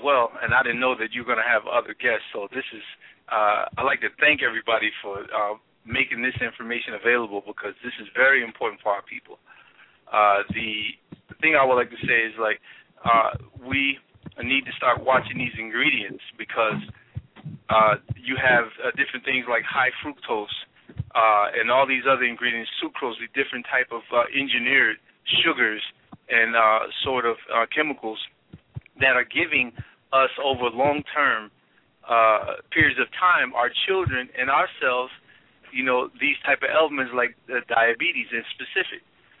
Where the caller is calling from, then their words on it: Baltimore, Maryland, United States; I'm calling basically from Baltimore, Maryland. So I'm not in the Bronx at this time